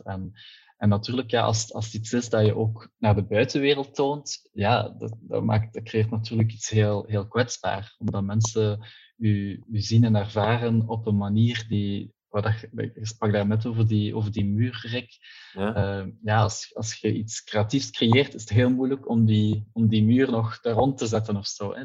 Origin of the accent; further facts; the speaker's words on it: Ghent, Flanders, Belgium; Ik ben afkomstig uit het Gentse.